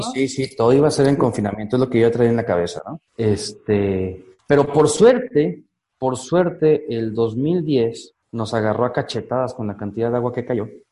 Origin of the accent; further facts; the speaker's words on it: Chiapas, Mexico; also born or lived in Costa Rica; yo soy mexicano, vivo en, nací y vivo en Chiapas, que está al sur de México